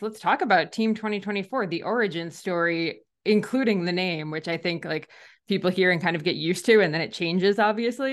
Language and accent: English; New Jersey, United States; moved away as an adult; now in Ontario, Canada; I'm from New Jersey, but I actually live up in Ontario in Canada now